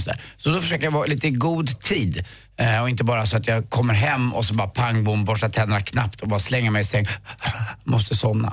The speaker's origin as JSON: {"language": "Swedish", "town": "Stockholm", "region": "Stockholm County", "country": "Sweden", "tie": "born or raised there", "said": "jag är född på Östermalm"}